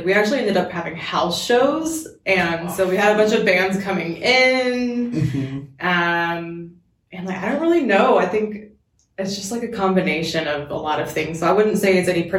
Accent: Dallas, Texas, United States; moved away as an adult; now in Tacoma, United States; we're actually from Dallas, Texas originally.

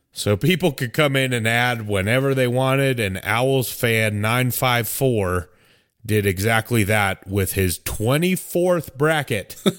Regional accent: United States; I'm American

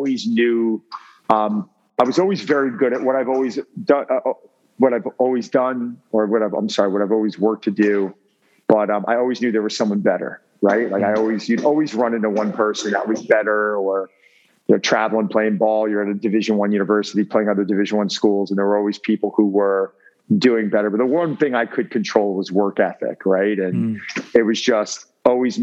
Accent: Long Island, New York, United States; also born or lived in Connecticut / Manhattan, New York; I grew up in Long Island, New York.

